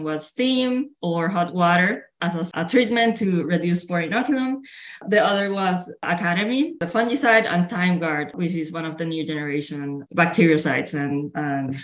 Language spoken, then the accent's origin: English; Puerto Rico; moved away as an adult; I'm originally from Puerto Rico, which is a tropical island in the Caribbean, and I grew up there.